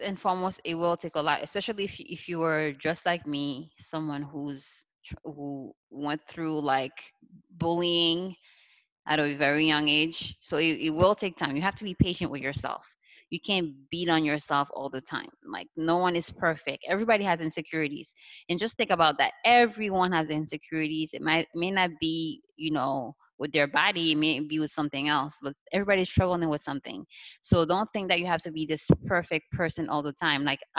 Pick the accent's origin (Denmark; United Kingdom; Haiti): Haiti; It's my background and how I grew up in Haiti.